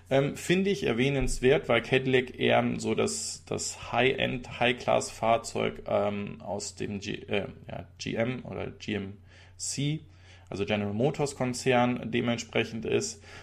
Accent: Switzerland; ist doch ein Trinkgeld äh, und keine Buße, sage ich als Schweizer.

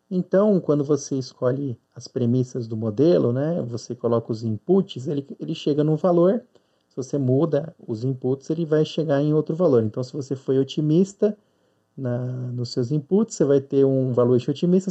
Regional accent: Sumaré, São Paulo, Brazil; eu sou de Sumaré, São Paulo

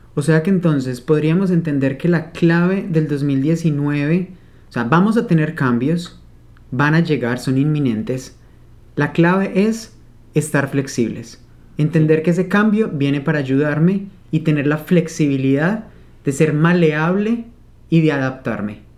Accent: Manizales, Caldas, Colombia; also born or lived in Spain; Vengo de una zona cafetera Nací en Manizales, Caldas, Colombia, lleno de café por todos lados. Entonces, he crecido con esa bebida

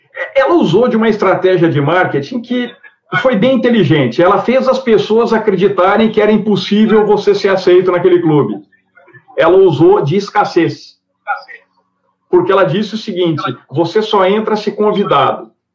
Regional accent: Triângulo Mineiro, Minas Gerais, Brazil; o Triângulo Mineiro porque é onde eu nasci

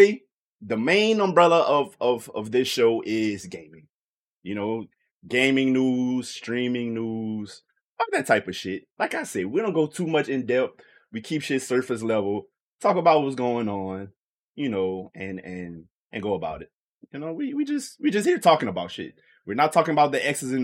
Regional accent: Louisiana, United States; I'm from Louisiana

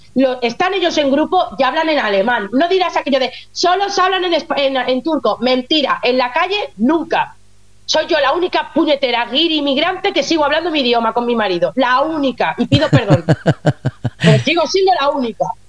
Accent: Lleida, Catalonia, Spain; moved away as an adult; now in Germany; en Lérida, en Lleida Capital, de donde yo soy

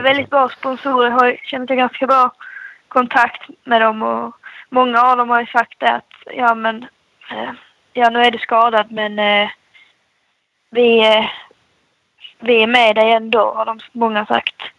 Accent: Skåne, Sweden; som skåning

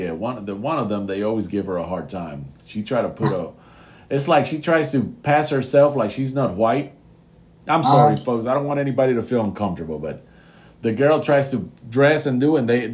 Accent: United States; I'm an American

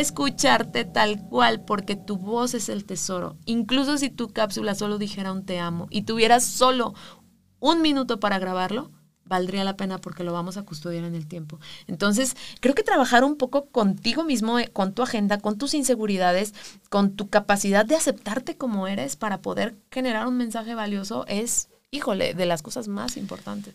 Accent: Mexico; los mexicanos somos así

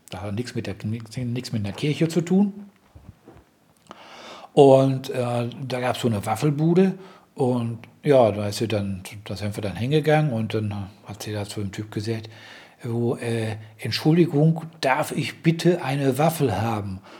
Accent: Dortmund, North Rhine-Westphalia, Germany; ich komm zwar aus dem Ruhrgebiet, gleich neben Dortmund. Ich äh, also, bin als Kind auch in Dortmund aufgewachsen.

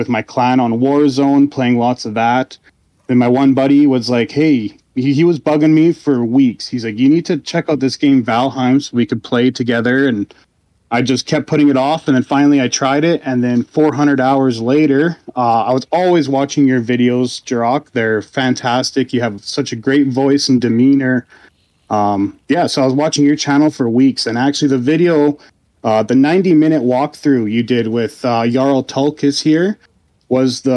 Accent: Canada; I'm Canadian

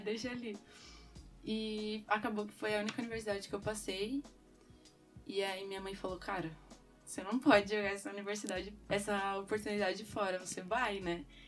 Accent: São Paulo, Brazil; moved away as an adult; now in Coimbra, Portugal; eu venho de São Paulo, Brasil.

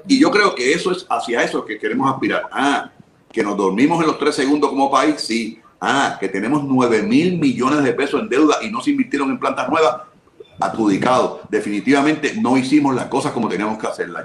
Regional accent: Puerto Rico; yo soy boricua

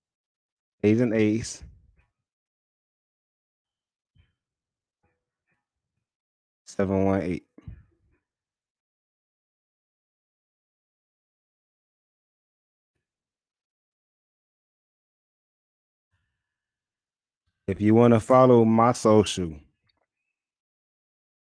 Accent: New York City, New York, United States; now in Charlotte, United States; I'm originally from Brooklyn, New York. I live in Charlotte, North Carolina right now.

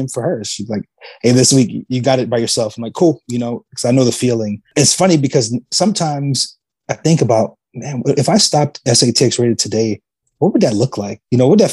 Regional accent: New York, United States; moved away as an adult; now in San Antonio, United States; being born and raised in New York

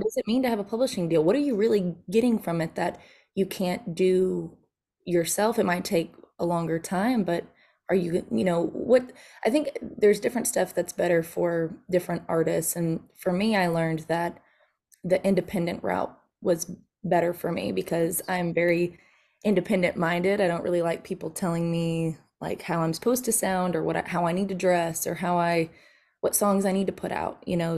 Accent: Nashville, Tennessee, United States; moved away; also born or lived in Texas; I grew up, I was from Nashville, Tennessee. My dad was a songwriter there

